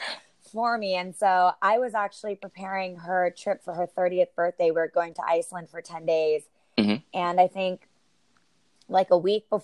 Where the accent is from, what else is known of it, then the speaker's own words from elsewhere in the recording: Northern California, United States; I'm born and raised in Northern California. I grew up in a pretty small town.